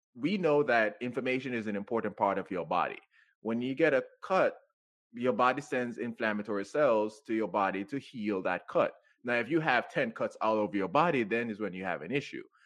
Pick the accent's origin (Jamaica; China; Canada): Jamaica; moved away as an adult; now in United States; I grew up in Jamaica, so I grew up on natural foods too